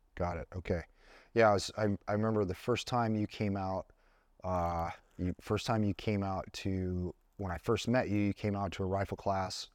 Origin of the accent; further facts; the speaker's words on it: Buffalo, New York, United States; moved away; I went back in December and visited my hometown